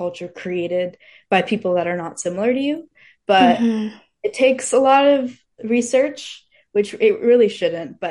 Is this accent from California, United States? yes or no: yes; Fremont, California, United States; I was born in like Fremont, so it's a very like it's majority Asian population. So I had a lot of Indian friends. I grew up with a lot of Indian people